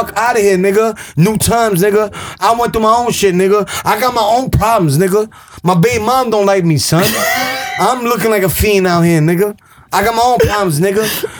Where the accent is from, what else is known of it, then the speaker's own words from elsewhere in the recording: Gun Hill, Decatur, New York, United States; nigga. I grew up in Gahan, Decatur.